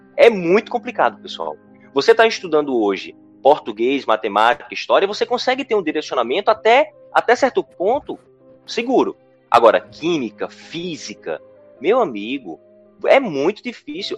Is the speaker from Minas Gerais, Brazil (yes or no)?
no; interior of Pernambuco, Brazil; Eu sou do interior de Pernambuco, de uma cidade com pouco mais de 7 mil habitantes e de escola pública municipal